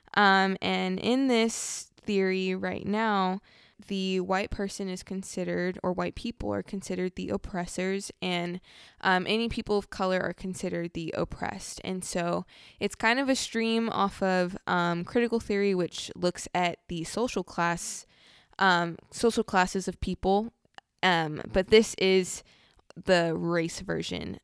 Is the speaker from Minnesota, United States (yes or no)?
no; Southern California, United States; I definitely grew up in two very different, but very similar cultures, um, in Southern California